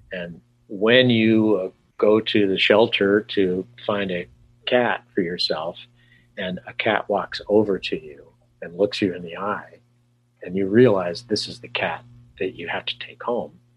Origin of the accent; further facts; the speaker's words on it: California, United States; moved away; also born or lived in New York City / Arizona; I'm from California originally